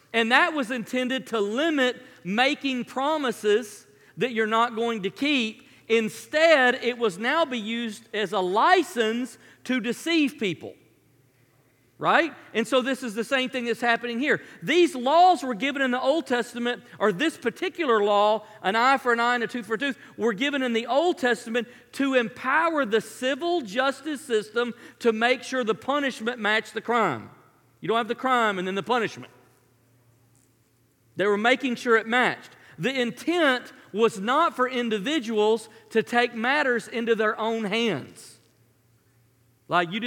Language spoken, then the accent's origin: English; Memphis, Tennessee, United States; I grew up in Memphis